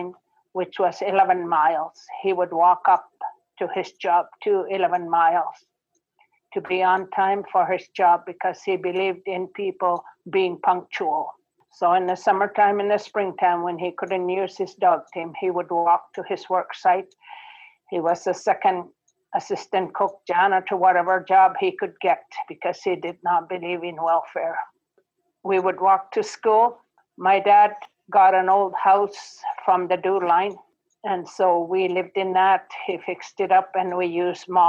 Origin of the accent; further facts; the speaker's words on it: Coral Harbour, Nunavut, Canada; English is a second language; We're from Coral Harbour, Nunavut. NWT before that.